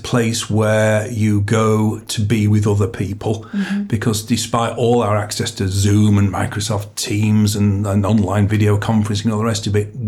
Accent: Wakefield, Yorkshire and the Humber, United Kingdom; Growing up in Wakefield in the 70s

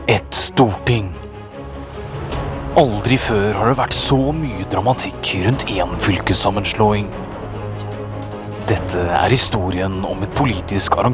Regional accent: Finnmark, Norway; Jeg er jo fra Finnmark, så først så prøvde jeg å få gjennom bare Finnmark.

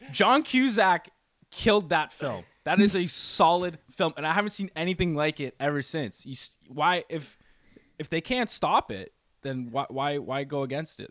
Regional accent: Canada; I am Canadian

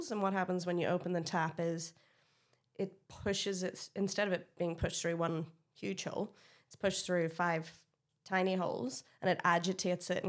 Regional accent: Ireland; I, as an Irish person, I love Jameson.

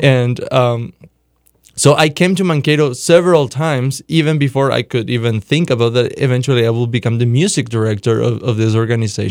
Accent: Paraguay; moved away; I grew up in Paraguay, South America

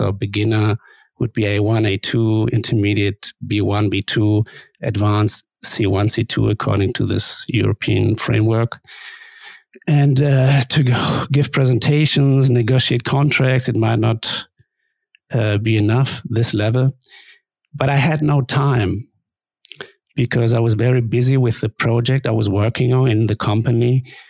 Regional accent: Germany; first language German and Spanish; English is a second language; moved away as an adult; also born or lived in Spain; They immigrated to Germany in the 70s, and I was born in Germany. I grew up in Germany, so I went there to kindergarten, to school, to the university.

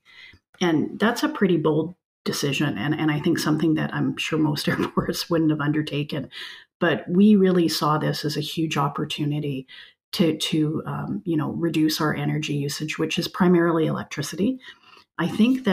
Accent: British Columbia, Canada; now in Alberta, Canada; I grew up in British Columbia in a much more diverse environment

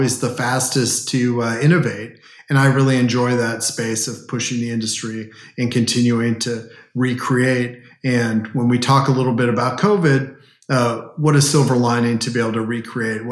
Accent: Southern California, United States; moved away as an adult; also born or lived in Washington, D.C.; now in Dallas, United States; Southern California, where I grew up

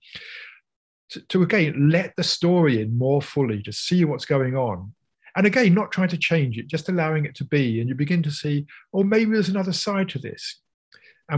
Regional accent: United Kingdom; I'm British

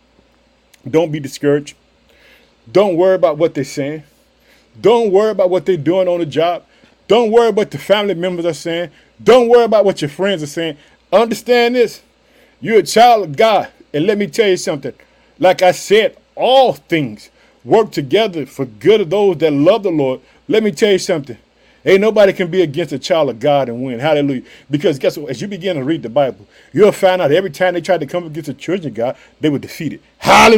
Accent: Illinois, United States; now in Chicago, United States; That's my home state. I live in the city of Chicago

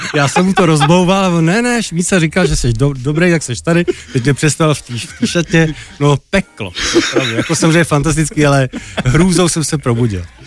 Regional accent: Czechia; also born or lived in East Germany; my jako rodina jsme se stěhovali jako do Čech, když mě byl asi dva a půl roku

